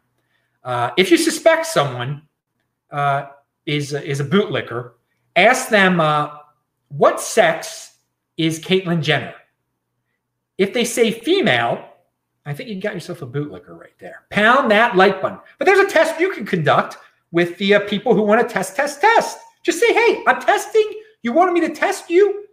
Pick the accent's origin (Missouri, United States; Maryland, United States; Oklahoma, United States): Maryland, United States; Baltimore; now in Los Angeles, United States; where I'm from originally, I'm in LA right now, but I'm from Baltimore, Maryland